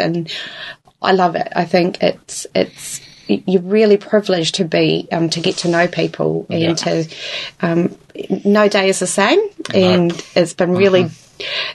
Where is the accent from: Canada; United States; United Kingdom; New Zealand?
New Zealand; Invercargill, Southland; also born or lived in Dunedin; now in Invercargill, New Zealand; I'm originally from Invercargill, um, was in Dunedin for tw- about 20 years